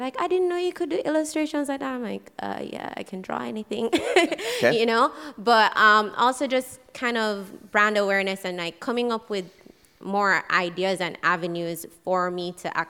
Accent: St. Lucia; I'm from St. Lucia.

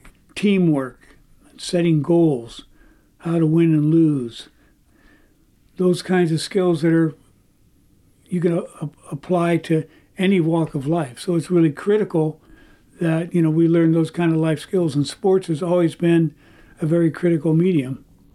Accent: Oakland, California, United States; an incredible and very unique sports history in my hometown of Oakland.

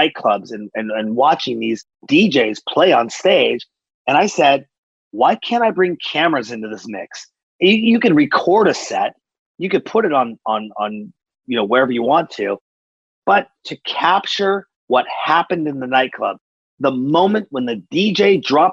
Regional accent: Seattle, Washington, United States; I'm from Seattle, and we were part of the big grunge movement

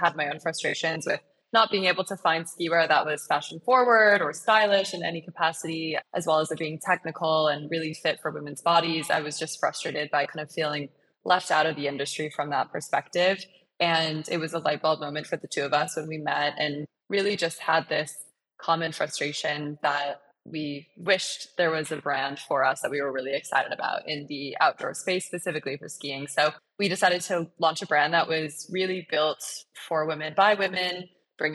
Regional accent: Michigan, United States; now in Colorado, United States; So I grew up in Michigan and I grew up on a lake and was a mile from Lake Michigan

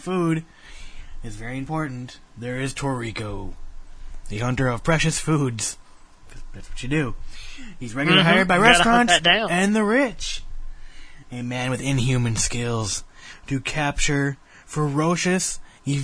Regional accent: United States; I'm American

